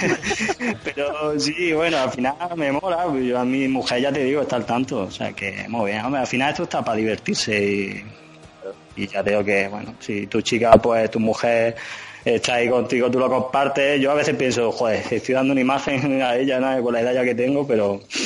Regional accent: Linares, Andalusia, Spain; now in Madrid, Spain; yo soy andaluz, soy soy, de Linares

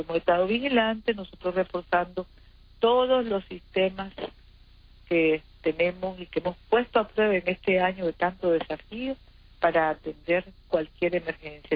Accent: Nicaragua; como cristianos que somos, como nicaragüenses hermanos que somos

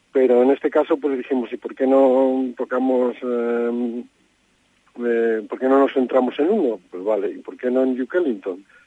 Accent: Madrid, Community of Madrid, Spain; yo que soy de Madrid

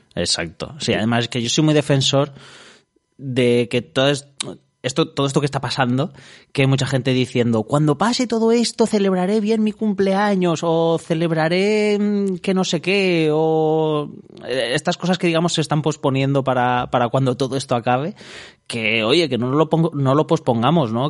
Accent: Alicante, Valencian Community, Spain; que somos la gente de Alicante

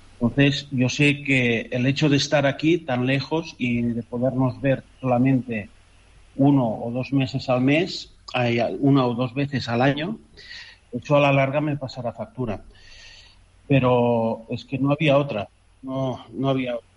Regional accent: Canary Islands, Spain; moved away as an adult; also born or lived in Catalonia; now in Qatar; soy un canario nacido en Cataluña

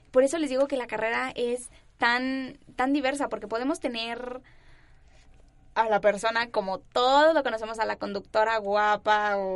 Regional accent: Mexico City, Mexico; accent: neutral; los ciudadanos, digámoslo así, de aquí, de la Ciudad de México, tenemos un acento muy neutral

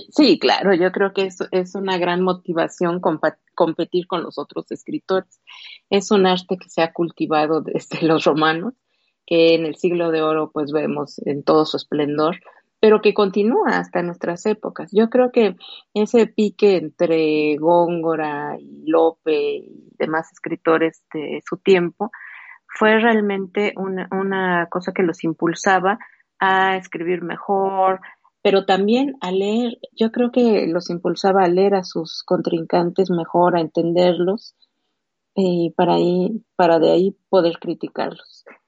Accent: Mexico; como mexicana

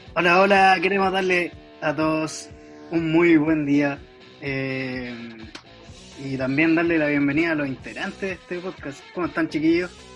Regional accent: Talca, Maule, Chile; soy de Talca, nací y criado en Talca

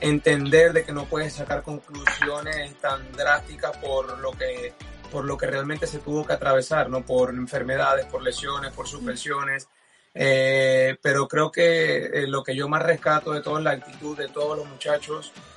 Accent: Venezuela; nosotros como venezolanos y como futbolistas estamos acostumbrados en Venezuela

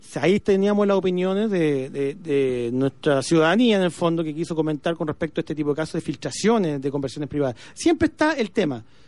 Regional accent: Illapel, Coquimbo, Chile; soy de Yapel

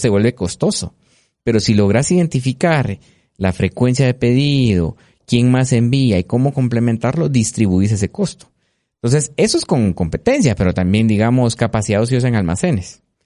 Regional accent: Guatemala

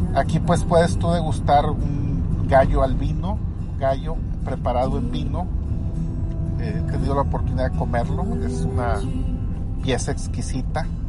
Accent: Monterrey, Nuevo León, Mexico; Monterrey, mi ciudad natal

